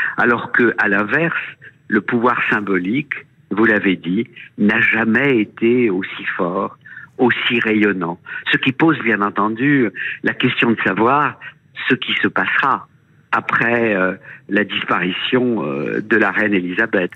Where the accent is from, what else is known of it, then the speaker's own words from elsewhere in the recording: France; chez nous en France